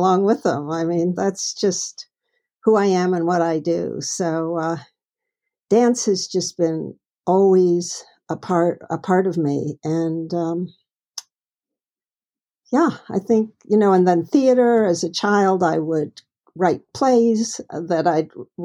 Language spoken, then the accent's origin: English; Detroit, Michigan, United States; also born or lived in Chicago / New York City; now in Highland Lakes, United States; I grew up in the Midwest. And actually, I was quite, my family traveled a lot, but we went basically back and forth between Detroit and Chicago. And when I was about 7, from then on, we pretty much lived in Detroit.